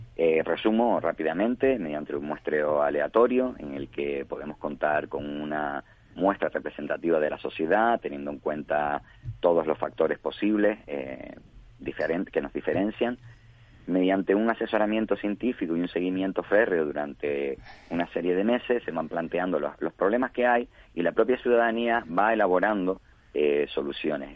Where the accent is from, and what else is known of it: Canary Islands, Spain